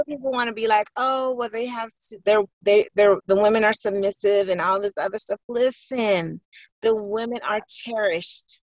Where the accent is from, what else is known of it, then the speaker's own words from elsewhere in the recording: Chicago, Illinois, United States; I was born and raised in Chicago